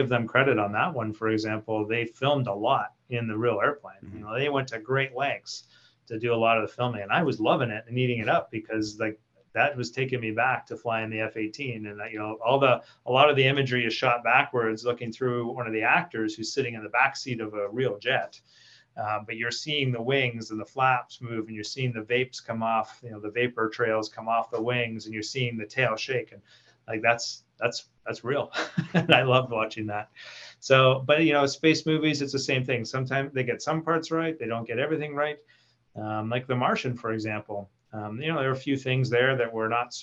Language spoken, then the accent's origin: English; Canada; our fellow Canadians